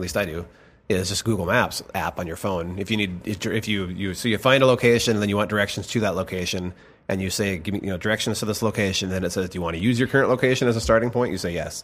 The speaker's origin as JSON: {"language": "English", "town": "Rome", "region": "Minnesota", "country": "United States", "tie": "born or raised there", "moved": "yes", "said": "small, farm town U S"}